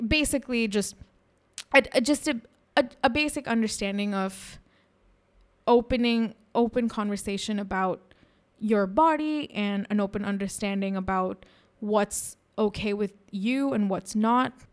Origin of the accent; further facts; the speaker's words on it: India; we, as Indian women